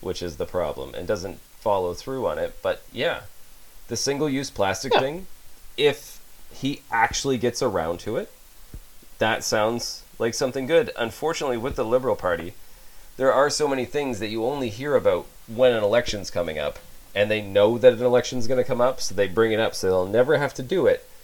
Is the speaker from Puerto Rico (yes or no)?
no; Canada; as a Canadian citizen